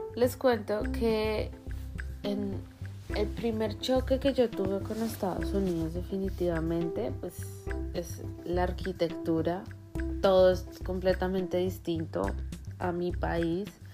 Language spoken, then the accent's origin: Spanish; Colombia; moved away as an adult; now in United States; yo soy de Colombia